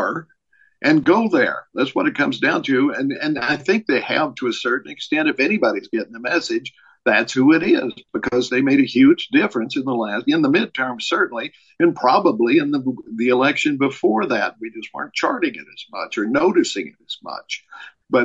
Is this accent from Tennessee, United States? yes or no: yes; Tennessee, United States; moved away as an adult; also born or lived in Minnesota; I moved back to my hometown in Tennessee from liberal Minnesota